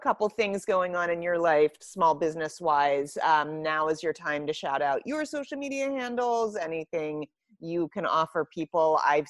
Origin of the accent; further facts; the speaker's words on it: Pittsburgh, Pennsylvania, United States; now in Lancaster, United States; I would love to move back to Pittsburgh.